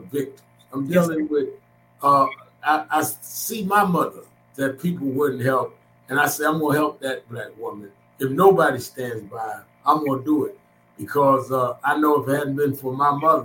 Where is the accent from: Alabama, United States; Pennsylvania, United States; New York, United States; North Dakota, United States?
New York, United States; I was born and raised in New York